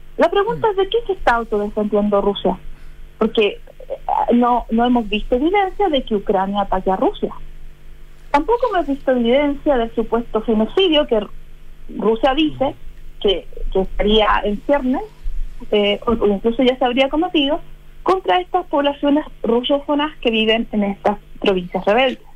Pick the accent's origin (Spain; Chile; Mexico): Chile; como chilenos